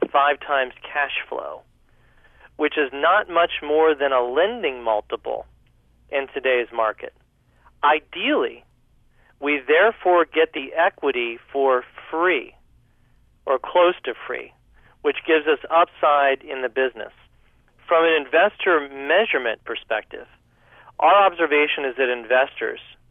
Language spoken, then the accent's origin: English; United States; I'm an American